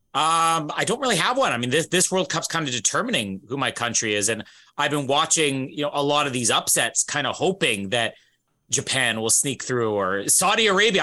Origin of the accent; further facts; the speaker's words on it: Canada; as a Canadian